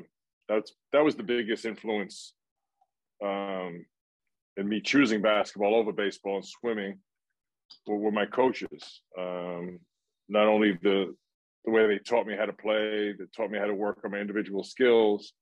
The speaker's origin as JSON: {"language": "English", "town": "New York City", "region": "New York", "country": "United States", "tie": "born or raised there", "said": "growing up in my neighborhood in Brooklyn"}